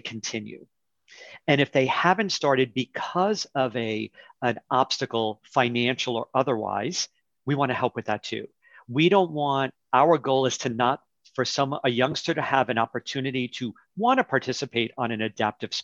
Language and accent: English; New York City, New York, United States; growing up in New York City